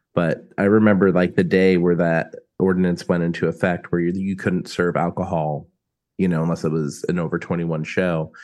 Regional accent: South Florida, United States; We're from South Florida.

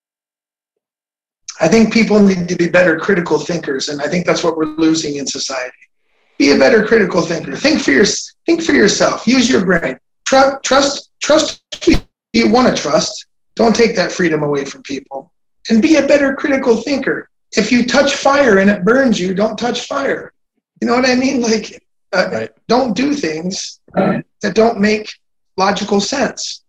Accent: United States; I'm an American.

